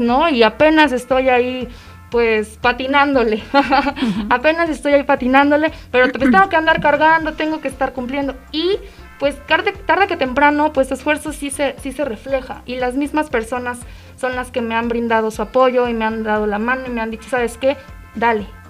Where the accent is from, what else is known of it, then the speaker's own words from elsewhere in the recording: Mexico; como mexicanos